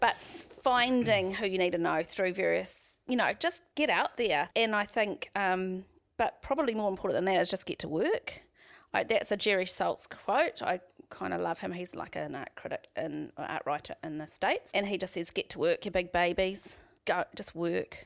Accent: Waharoa, Waikato, New Zealand; also born or lived in Auckland; now in Tauranga, New Zealand; I grew up in the Waikato, so I, um, lived in a little settlement, I guess, a little village called Wa-, Wardville, which is just outside of Wairarua

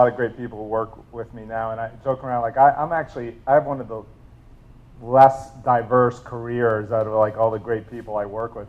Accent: New York, United States; also born or lived in New Jersey; So I grew up mainly in New York and New Jersey, moved around a little bit

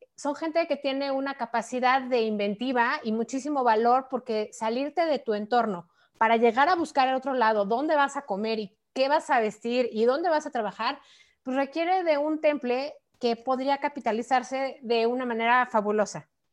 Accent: Mexico; como mexicanos

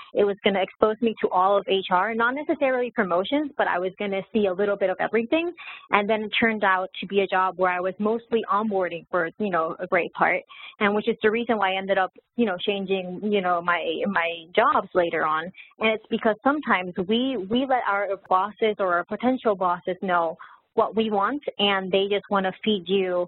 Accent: Puerto Rico; moved away as an adult; also born or lived in Texas, United States; now in Florida, United States; Originally from Puerto Rico, I was born in the United, you know, in the mainland in Texas, but I lived most of my life in Puerto Rico

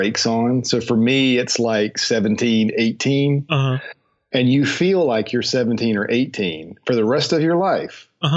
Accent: High Point, North Carolina, United States; now in Charlotte, United States; I grew up in High Point, North Carolina

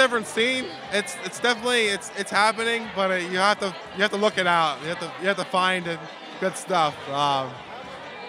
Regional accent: Miami, Florida, United States; now in Brooklyn, United States; Originally, I'm from Miami.

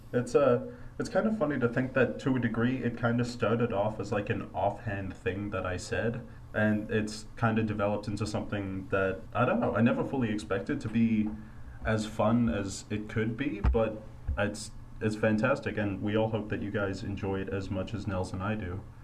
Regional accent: Denver, Colorado, United States; moved away as an adult; also born or lived in Australia / Boston; I'm originally from Australia, grew up in Denver, and went to school in Boston

